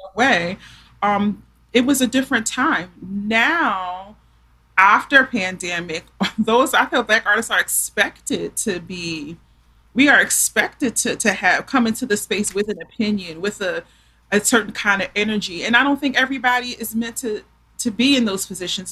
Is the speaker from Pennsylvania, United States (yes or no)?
yes; Philadelphia, Pennsylvania, United States; I'm from Philly